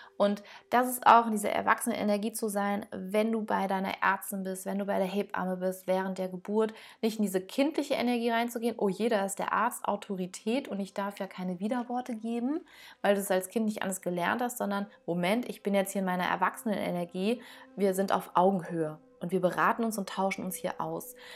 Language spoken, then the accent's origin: German; Germany; hier bei uns in Deutschland